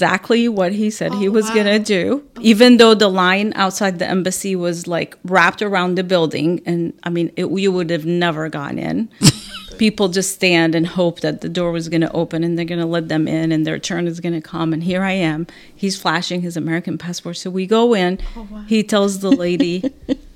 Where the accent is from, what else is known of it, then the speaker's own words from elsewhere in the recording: Aleppo, Aleppo Governorate, Syria; moved away as an adult; now in Ventura County, United States; in Aleppo, Syria, my hometown